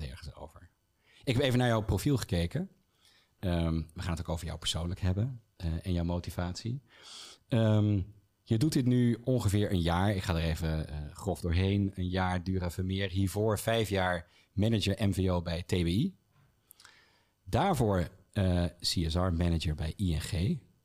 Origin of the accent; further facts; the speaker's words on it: Rotterdam, South Holland, Netherlands; now in Utrecht, Netherlands; als geboren Rotterdammer